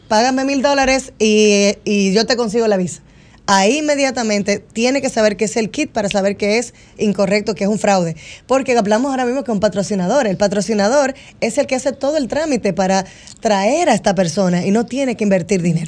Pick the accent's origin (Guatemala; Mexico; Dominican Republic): Dominican Republic; moved away as an adult; now in United States; voy cumpliendo ahora 15 años desde que nos fuimos de República Dominicana a Estados Unidos.